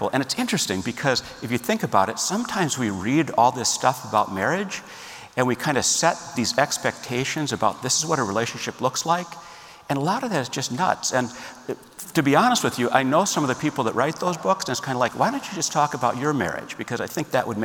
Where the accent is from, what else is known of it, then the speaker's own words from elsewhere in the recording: Minneapolis, Minnesota, United States; I grew up in Minneapolis, Minnesota